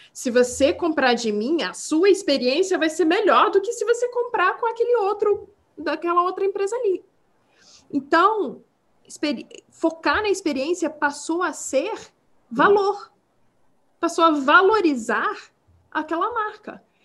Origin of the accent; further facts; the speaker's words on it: Brazil; accent: Portuguese; first language English; Portuguese is a second language; now in United States; quando eu era criança no Brasil